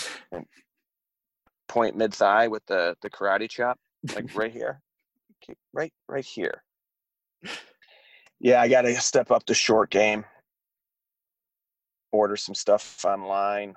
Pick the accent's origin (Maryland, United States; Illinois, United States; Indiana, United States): Illinois, United States; Chicago; born or raised there